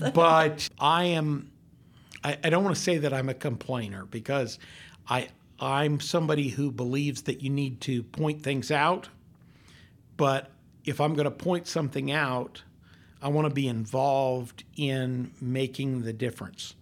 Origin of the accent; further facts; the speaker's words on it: Longmont, Colorado, United States; now in Northwest Arkansas, United States; when I grew up in Colorado, you could stand on the front porch of my house in Longmont, Colorado